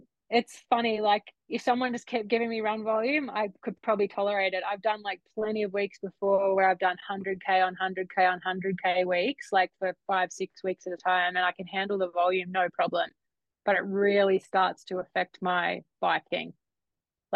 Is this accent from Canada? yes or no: no; Australia; being an Aussie kid.